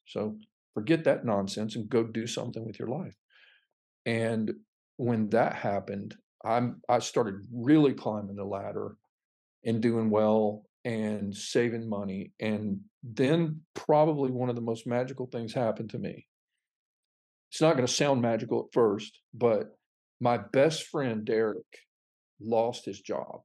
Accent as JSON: {"language": "English", "town": "Fort Pierce", "region": "Florida", "country": "United States", "tie": "born or raised there", "also_born_or_lived": "North Alabama", "moved": "as an adult", "lives_now": "The Woodlands, United States", "said": "that city, Fort Pierce, Florida, was it's just a small citrus town"}